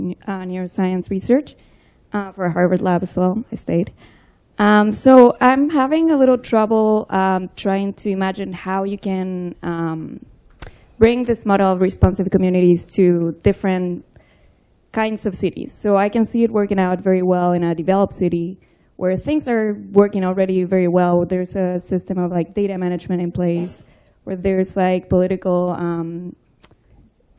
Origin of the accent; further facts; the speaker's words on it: Chile; moved away; I'm from Chile